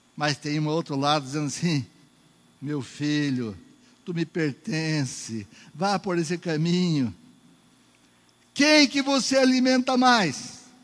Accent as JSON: {"language": "Portuguese", "region": "Northeast Region", "country": "Brazil", "also_born_or_lived": "Caruaru", "accent": "nordestino", "said": "eu sou é, nordestino, né, bichinho Oxente? Vocês lembram disso da outra vez? Esse é meu sotaque, meu jeito"}